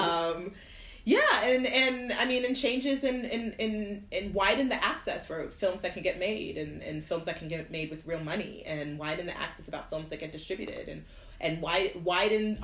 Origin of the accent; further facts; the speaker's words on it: Fairbanks, Alaska, United States; moved away as an adult; also born or lived in Nigeria / Oklahoma; we moved to Oklahoma for a couple years, and then when I was 6 years old, we moved to Fairbanks, Alaska